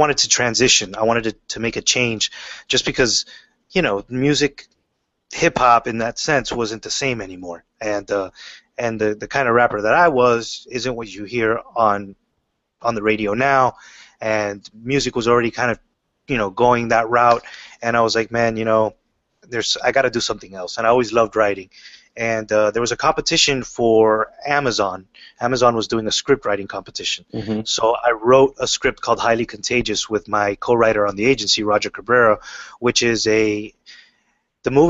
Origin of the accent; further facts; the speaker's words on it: Miami, Florida, United States; as a kid, I grew up in Miami, Florida.